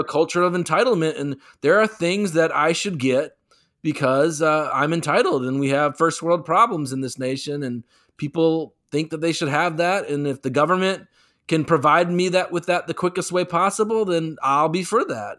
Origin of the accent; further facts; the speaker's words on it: North Carolina, United States; as people of North Carolina